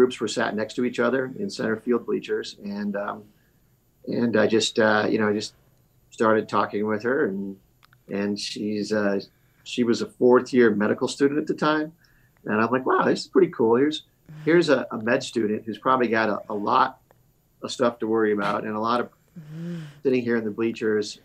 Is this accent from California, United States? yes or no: no; Omaha, Nebraska, United States; moved away as an adult; now in Chicago, United States; I grew up in Omaha, Nebraska